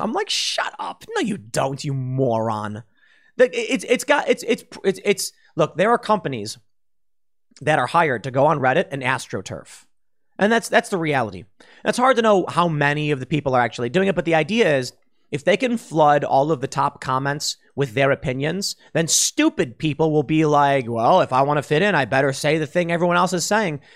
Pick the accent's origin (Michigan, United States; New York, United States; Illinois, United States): Illinois, United States; Chicago; When I was growing up in Chicago